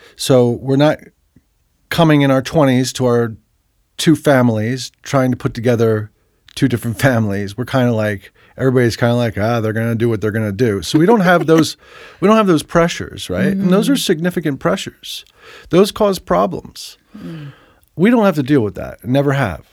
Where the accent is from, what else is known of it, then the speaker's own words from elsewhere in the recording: New Jersey, United States; moved away; I grew up in New Jersey